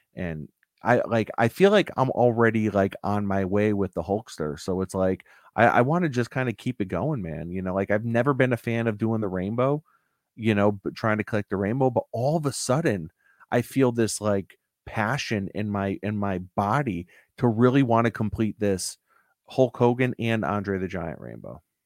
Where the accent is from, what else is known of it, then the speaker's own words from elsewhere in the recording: Connecticut, United States; I'm from Connecticut